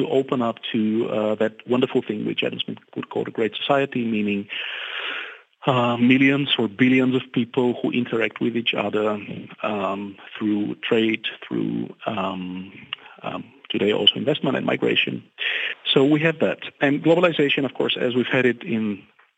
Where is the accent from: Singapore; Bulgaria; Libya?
Bulgaria; now in Germany; I'm from Bulgaria, I live in Germany